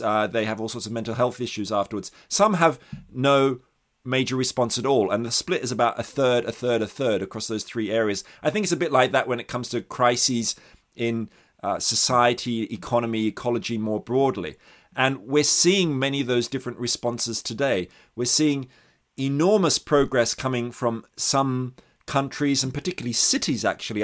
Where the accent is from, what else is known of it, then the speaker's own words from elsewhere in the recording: Australia; I'm Australian, actually, and kind of sensitive to the long history of indigenous exploitation in the country I grew up